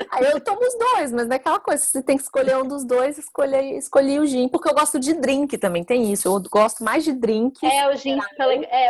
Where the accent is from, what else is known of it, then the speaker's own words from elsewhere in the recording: Brazil; Como boa brasileira que sou, gosto